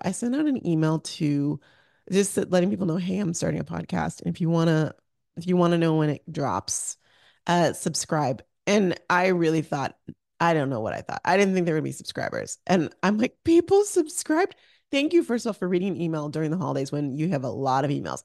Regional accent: Arizona, United States; moved away as an adult; also born or lived in Orange County, California; I grew up in Arizona

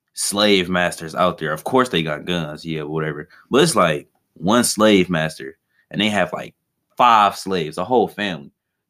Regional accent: Detroit, Michigan, United States; I'm from Detroit, Michigan.

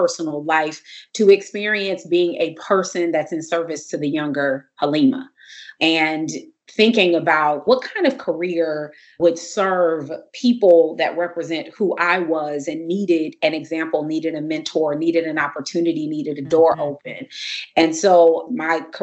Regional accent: Compton, California, United States; also born or lived in Crenshaw District, Los Angeles / Washington, D.C.; I am a Comptonian. I'm from Compton, California, and grew up out here, South Bay area in Compton.

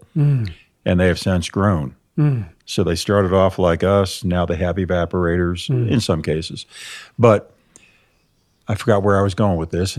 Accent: New York, United States; Nope. I was born and raised up in Lower Adirondacks, Northern Catskill Mountains.

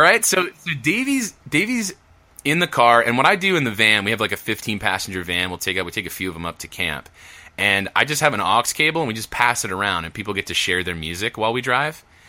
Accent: New Jersey, United States; moved away; I grew up in New Jersey.

